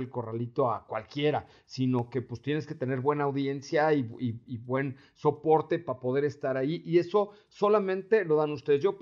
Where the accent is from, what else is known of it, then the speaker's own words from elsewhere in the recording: Yucatán, Mexico; pero no es interpretación de Cucho porque soy yucateco.